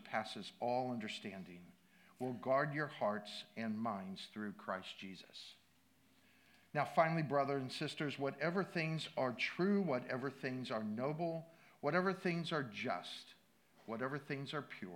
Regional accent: Midwest, United States; I grew up in the Midwest, water skiing

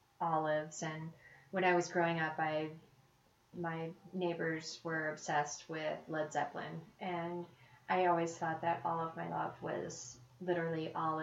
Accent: Florida, United States; also born or lived in Chicago; now in Colorado, United States; I grew up in Florida.

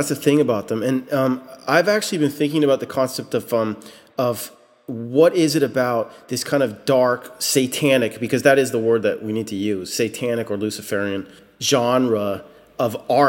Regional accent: Richmond, California, United States; I grew up in the East Bay. And you mentioned the Hell's Angels, and I grew up in Richmond

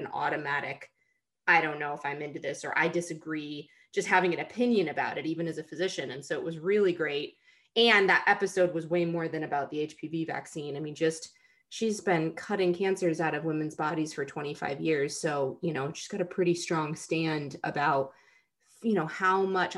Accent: Rochester, New York, United States; moved away as an adult; I grew up in Rochester, New York, right on the shores of Lake Ontario.

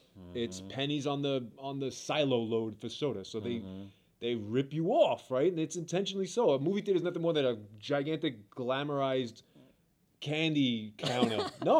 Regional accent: New York City, New York, United States; Brooklyn, New York, baby.

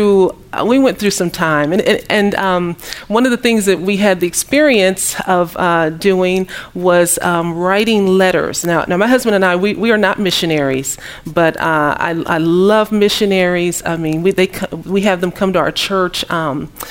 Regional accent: Kansas City, Missouri, United States; moved away as an adult; also born or lived in Dallas, Texas; I'm from Kansas City, Missouri.

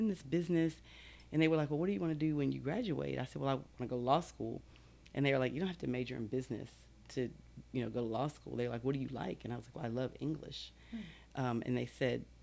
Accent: Baltimore, Maryland, United States; moved away; also born or lived in Texas; I'm originally from Baltimore, Maryland.

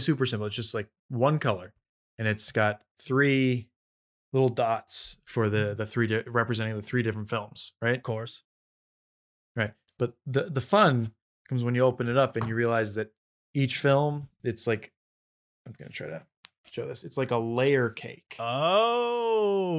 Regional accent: Russia; I'm from Russia

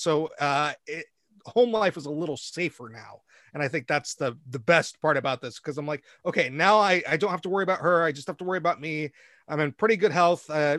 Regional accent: Dayton, Ohio, United States; born there; I was born in Dayton, Ohio.

